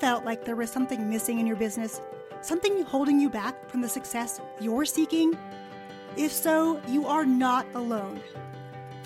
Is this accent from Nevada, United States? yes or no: yes; Nevada, United States; I'm from Nevada